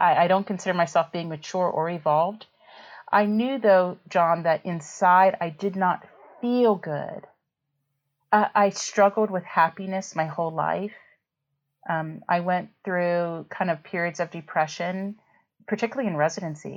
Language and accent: English; West Virginia, United States; moved away as an adult; also born or lived in Iowa; In my hometown. I'm from West Virginia and I went to WVU for my undergrad in biology